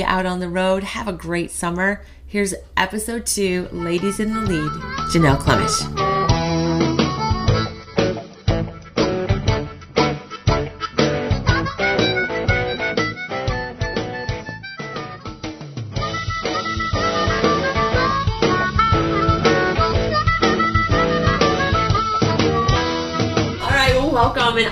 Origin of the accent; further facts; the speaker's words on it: Cedar County, Iowa, United States; we're from Cedar County.